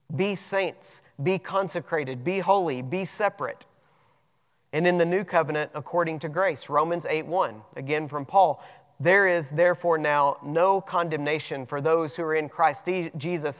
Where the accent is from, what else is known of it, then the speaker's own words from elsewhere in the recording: United States; we have rights as American citizens